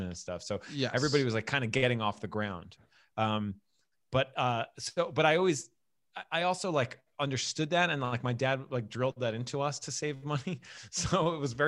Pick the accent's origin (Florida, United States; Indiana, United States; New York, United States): New York, United States; New York City; moved away as an adult; also born or lived in St. George, Staten Island; now in Brooklyn, United States; I grew up on the North Shore